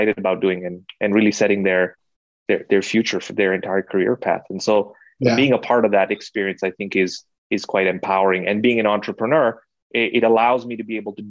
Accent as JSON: {"language": "English", "country": "Kenya", "tie": "born or raised there", "moved": "yes", "said": "I was born and raised in Kenya"}